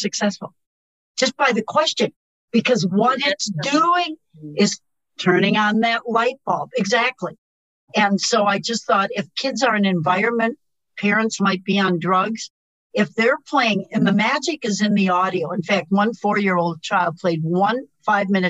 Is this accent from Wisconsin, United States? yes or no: yes; Wisconsin, United States; I'm from Wisconsin.